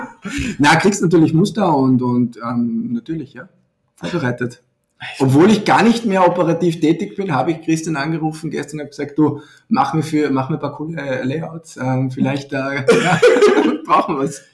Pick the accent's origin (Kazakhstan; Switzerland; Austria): Austria; bei uns in Österreich